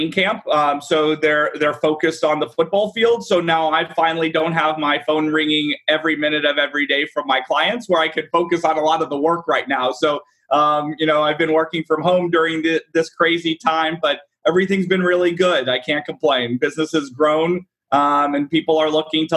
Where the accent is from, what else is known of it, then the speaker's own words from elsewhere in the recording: Dallas, Texas, United States; I'm born and raised in Dallas